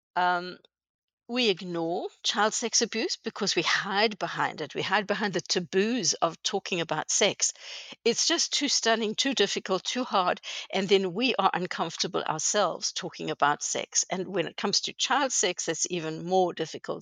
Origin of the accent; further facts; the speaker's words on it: South Africa; moved away as an adult; now in Canada; I was born in South Africa many years ago. Um, grew up there and went to university there